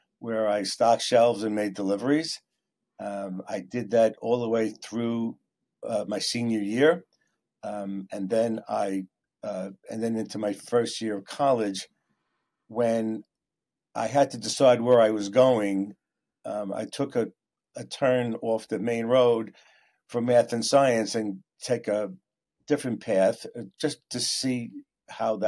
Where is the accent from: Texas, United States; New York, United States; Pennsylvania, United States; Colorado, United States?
New York, United States; New York City; growing up in Queens in the 60s and 70s, our neighborhood was generally a blue-collar neighborhood